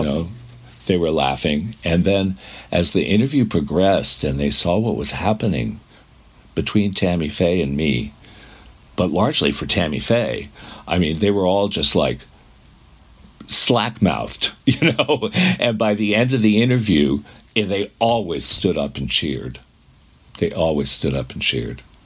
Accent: New England, United States; I'm from New England.

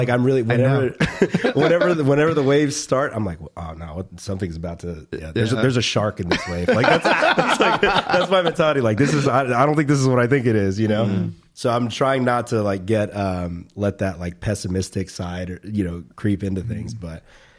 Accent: Riverside, California, United States; We're from Riverside too.

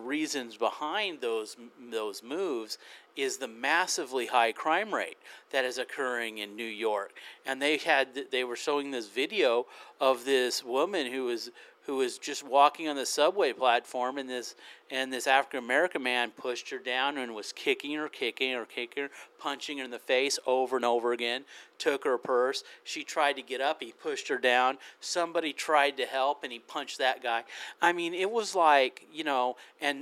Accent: United Kingdom; I am British.

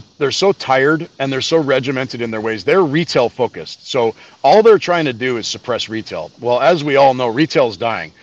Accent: Canada; being a Canadian kid

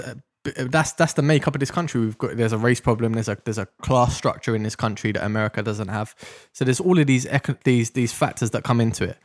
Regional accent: London, United Kingdom; I grew up in Deptford in South London

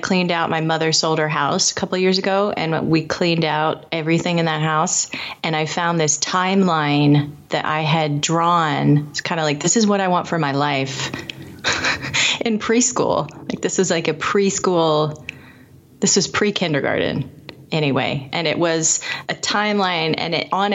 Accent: Indianapolis, Indiana, United States; I grew up in Indianapolis

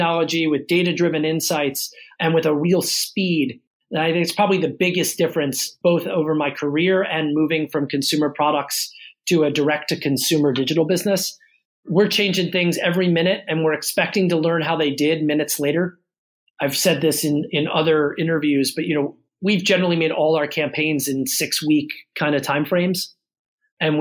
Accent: Baltimore, Maryland, United States; I grew up in Baltimore City and went to public school in Baltimore

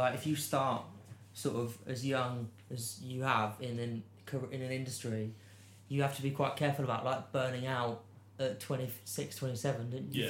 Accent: England, United Kingdom; particularly being English

